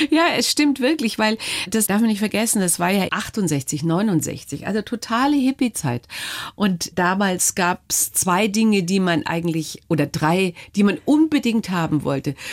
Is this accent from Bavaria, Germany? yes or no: yes; Munich, Bavaria, Germany; born there; Ich bin in Schwabing in geboren. Schwabing. Ja, die ersten fünf Jahre Schwabing